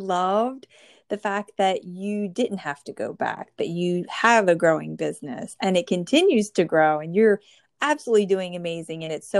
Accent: New Jersey, United States; I'm from the Northeast, and I grew up in New Jersey.

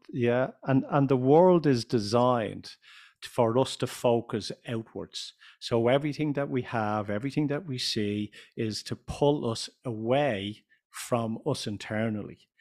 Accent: Ireland; also born or lived in United States; I'm from Ireland.

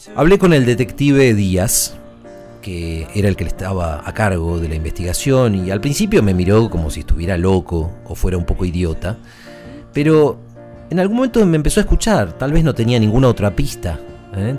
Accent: Buenos Aires, Argentina; Además de chico yo iba al colegio en este barrio, después me fui, pero, pero toda mi infancia fui al colegio en Belgrano

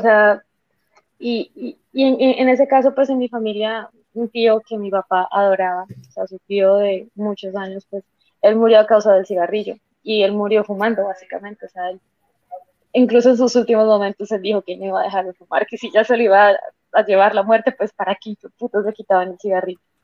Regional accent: Santander, Colombia; el concepto que se tenía acá en Colombia y sobre todo en Santander, que es de donde yo soy

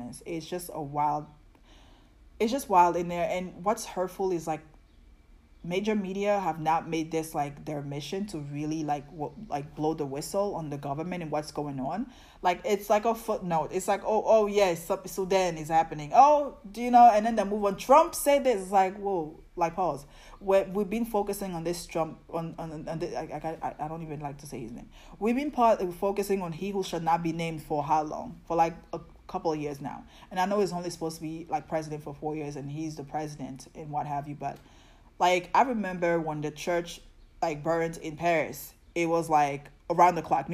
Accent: Côte d’Ivoire; moved away; also born or lived in New York; I'm West African, like I'm from Ivory Coast, Cote d'Ivoire

